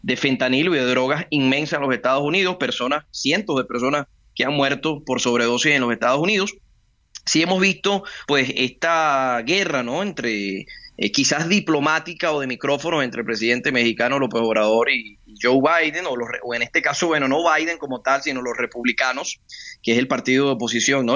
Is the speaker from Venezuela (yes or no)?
yes; Venezuela; now in Colombia; Yo soy inmigrante, yo estoy en Colombia en este momento, soy venezolano